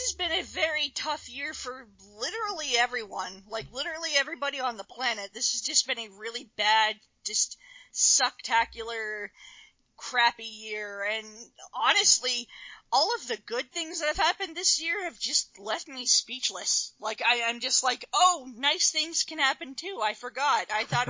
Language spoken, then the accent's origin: English; Canada; I am very, very keen to talk about anime in Canada and just what being a Canadian anime fan means and my experiences with it